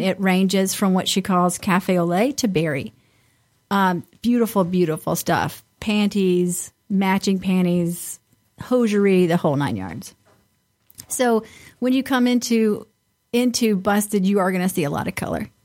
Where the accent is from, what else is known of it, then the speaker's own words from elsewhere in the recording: the South, United States; now in Detroit, United States; I grew up in the South and, and at the beach